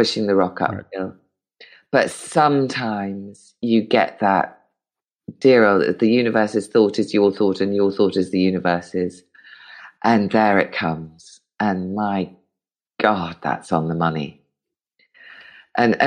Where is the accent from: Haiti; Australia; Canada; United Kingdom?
United Kingdom; I'm British and brought up not to pay myself compliments